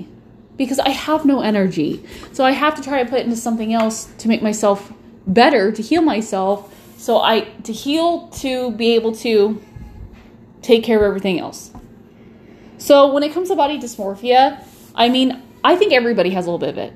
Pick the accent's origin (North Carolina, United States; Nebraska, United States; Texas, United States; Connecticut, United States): Nebraska, United States; I'm from Nebraska. We love our beef.